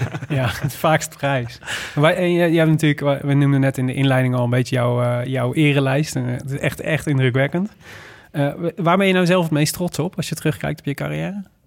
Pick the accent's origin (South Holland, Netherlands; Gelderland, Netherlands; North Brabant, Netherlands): North Brabant, Netherlands; Made; moved away; Ik kom uit Maden oorspronkelijk